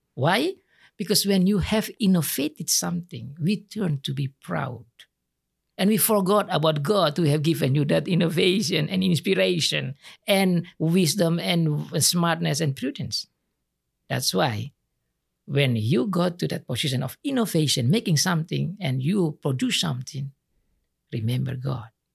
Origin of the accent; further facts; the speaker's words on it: Indonesia; English is a second language; also born or lived in Sumba Island; in my country, we are only learn how to memorize